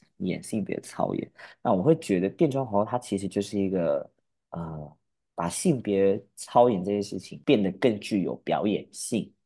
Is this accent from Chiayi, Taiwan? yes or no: no; Pingtung County, Taiwan; also born or lived in Kaohsiung, Taiwan; 然后到了屏东，学校跟家里面只有斜对角的距离